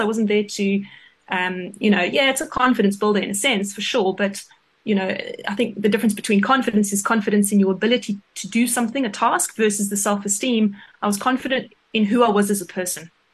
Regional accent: South Africa; moved away as an adult; also born or lived in England; as a South African hockey player

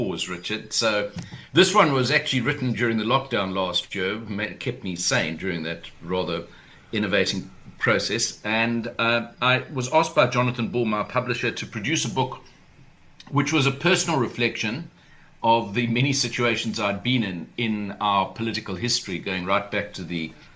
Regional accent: Durban, KwaZulu-Natal, South Africa; we grew up in Durban. I grew up in the 1960s and 70s there

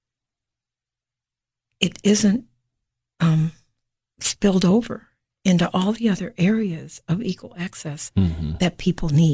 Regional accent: Beloit, Wisconsin, United States; moved away as an adult; also born or lived in Chicago, Illinois; now in Cookeville, United States; I was born in Beloit, Wisconsin

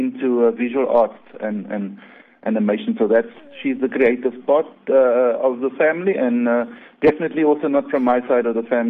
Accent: Uitenhage, Eastern Cape, South Africa; moved away as an adult; now in Cape Town, South Africa; I'm not originally from Cape Town. I'm born and bred in Uitenhage in the Eastern Cape.

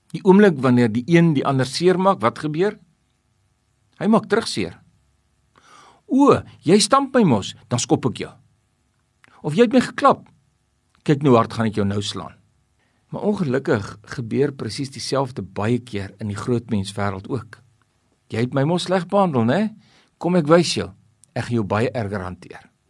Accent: South Africa; ons is mos hier in Suid-Afrika grootgemaak

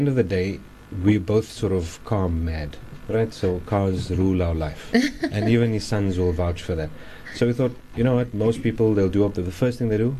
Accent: Cape Town, Western Cape, South Africa; growing up in Wynberg

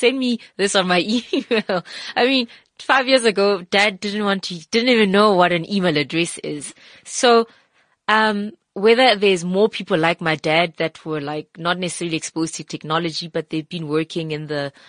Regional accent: South Africa; I'm here. I'm a South African and I can give you those skills.

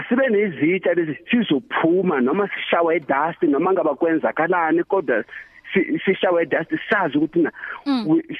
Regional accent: Mozambique; moved away; ekhaya le eMozambique

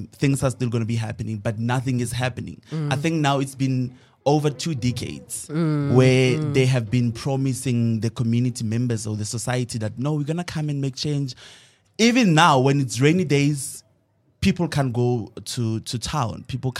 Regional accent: Mahikeng, North West, South Africa; I'm a final year student from Boston Media House. I'm majoring in radio. And of course, I'm 23 years. I grew up in Mafikeng, born and bred.

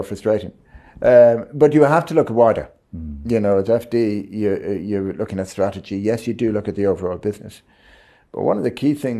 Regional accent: Ireland; No, I must be. But I am an Irishman.

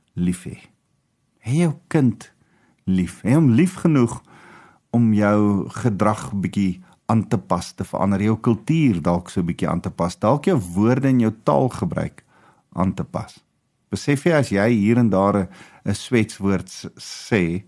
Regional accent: South Africa; Die Here roep ons as Afrikaners

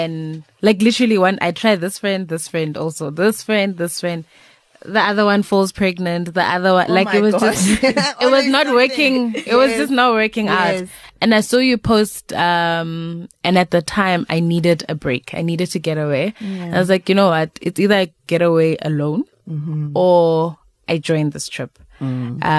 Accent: Klerksdorp, North West, South Africa; I'm from Klerksdorp.

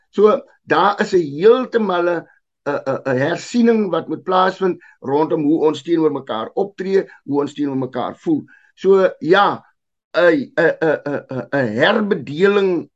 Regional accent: South Africa; ek is gebore in die land, ek is deel van Afrika ek is deel van Suid-Afrika

